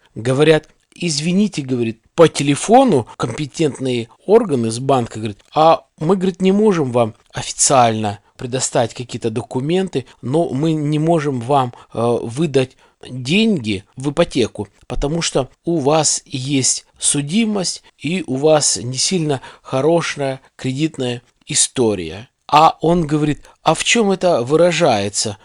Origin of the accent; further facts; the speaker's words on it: Kyrgyzstan; moved away as an adult; now in Russia; я из Средней Азии